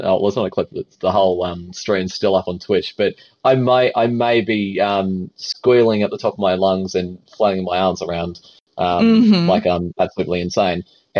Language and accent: English; Australia; We're Australian. It's part of the DNA.